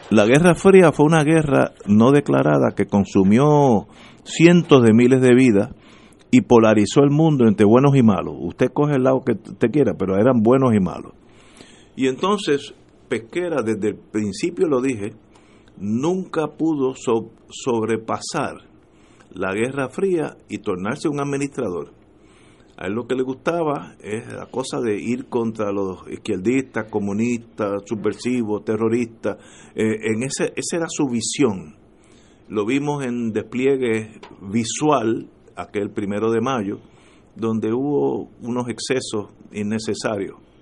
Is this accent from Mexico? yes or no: no; Puerto Rico